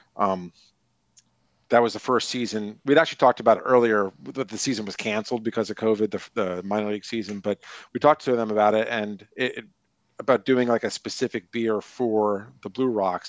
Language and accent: English; New York, United States; moved away as an adult; I grew up in New York